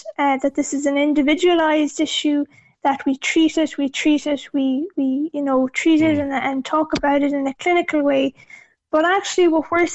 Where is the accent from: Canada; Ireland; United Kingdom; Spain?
Ireland; Achill Island, Connacht; I'm from Achill Island in Mayo myself, and growing up as the only disabled child in the village